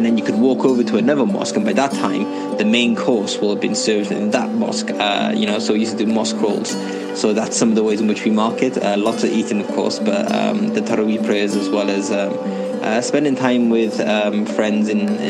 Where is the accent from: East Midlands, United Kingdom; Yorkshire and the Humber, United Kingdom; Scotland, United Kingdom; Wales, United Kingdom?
Wales, United Kingdom; I'm from Wales in the United Kingdom.